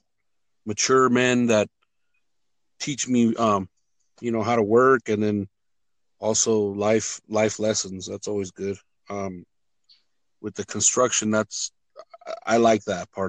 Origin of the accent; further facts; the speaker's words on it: California, United States; moved away as an adult; also born or lived in Michoacán, Mexico; now in Denver, United States; Moved to the United States in 1968, and I think I was like 8 years old. We moved up to California.